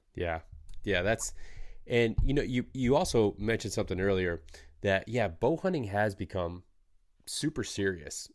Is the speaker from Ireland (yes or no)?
no; Michigan, United States; growing up in Michigan